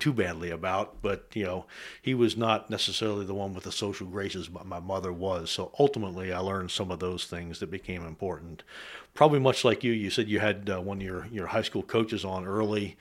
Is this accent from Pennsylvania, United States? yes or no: yes; west of Carlisle, South Central Pennsylvania, United States; also born or lived in Germany; I was raised in South Central Pennsylvania, uh, a little bit west of Carlisle